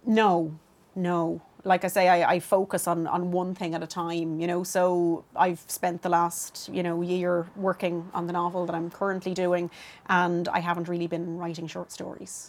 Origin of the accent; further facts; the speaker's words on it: Dublin, Leinster, Ireland; I grew up in Clondalkin, and there wasn't a whole lot going on then in Clondalkin